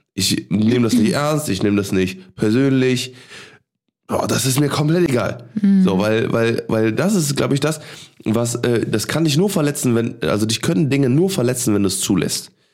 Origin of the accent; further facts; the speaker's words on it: Cologne, North Rhine-Westphalia, Germany; als Kölner, ne, als geboren in Boden aufgewachsen